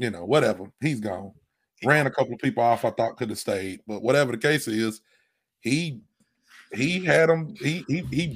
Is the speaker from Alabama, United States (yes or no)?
yes; Alabama, United States; I'm from Alabama, so I'm used to some redneck podunk shit